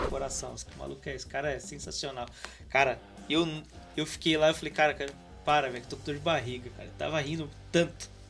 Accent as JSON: {"language": "Portuguese", "town": "Campinas", "region": "São Paulo", "country": "Brazil", "said": "eu, eu por exemplo, sou de Campinas, né?"}